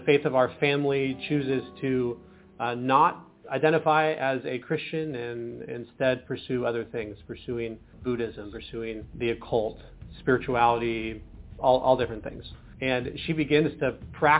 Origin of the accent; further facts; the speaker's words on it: Washington, United States; also born or lived in Portland, Oregon; I was born in Portland, Oregon, raised in Washington State in the U.S.